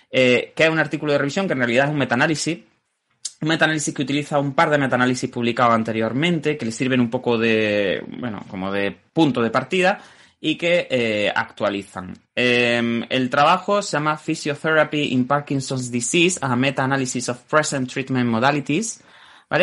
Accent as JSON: {"language": "Spanish", "town": "Jaén", "region": "Andalusia", "country": "Spain", "said": "yo soy de Jaén"}